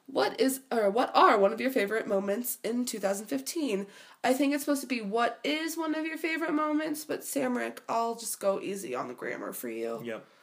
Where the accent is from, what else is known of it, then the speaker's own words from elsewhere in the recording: Midwest, United States; we're from the Midwest